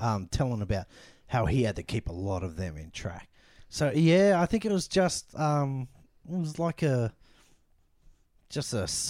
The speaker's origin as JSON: {"language": "English", "country": "Australia", "also_born_or_lived": "Philippines", "said": "we're Filipino. We're a Filipino Aussie family."}